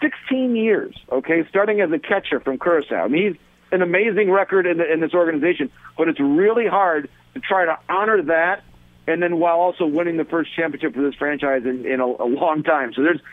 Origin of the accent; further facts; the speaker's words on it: Michigan, United States; I am from Michigan